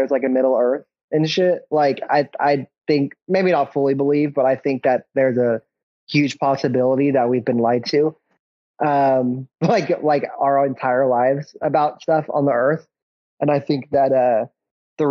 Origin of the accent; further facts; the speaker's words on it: Oklahoma, United States; We're both from Oklahoma